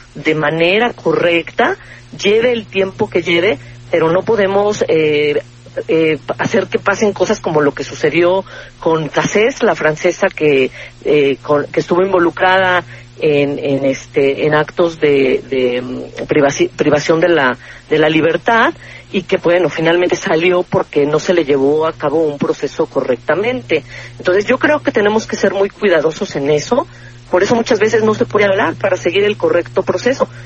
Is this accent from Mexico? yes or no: yes; Mexico; todos los que somos mexicanos y vivimos en México